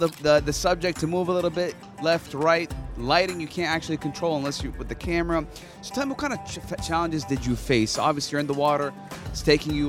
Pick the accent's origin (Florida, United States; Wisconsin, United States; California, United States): Florida, United States; Miami; I was born in Miami